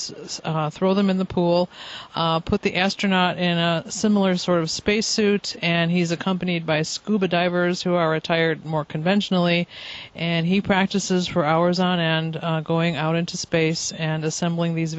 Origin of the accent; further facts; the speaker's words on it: Chicago, Illinois, United States; we're from Chicago, the third largest city in the United States